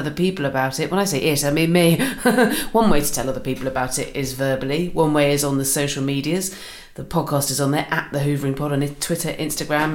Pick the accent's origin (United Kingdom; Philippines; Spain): United Kingdom; Swanage, South West England; moved away; I'm from Swanage